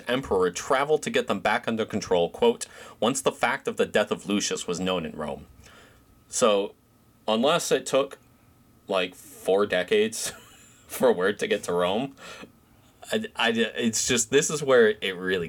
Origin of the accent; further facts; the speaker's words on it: Southampton, South East England, United Kingdom; oh, well, you know, I'm from Southampton, so maybe it's where Hamill's from.